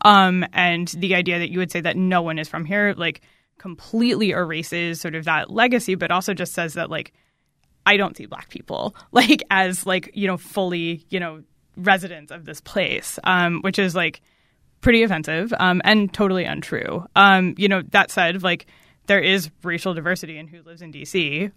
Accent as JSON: {"language": "English", "region": "Maryland", "country": "United States", "tie": "born or raised there", "said": "I grew up in Maryland, um, but not in, like, the D C region part of Maryland. Um, I'm from, like, the very middle of the state"}